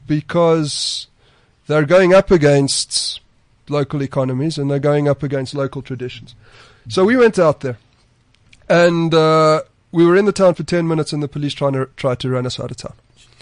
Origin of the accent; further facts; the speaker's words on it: South Africa; as a South African journalist and an African journalist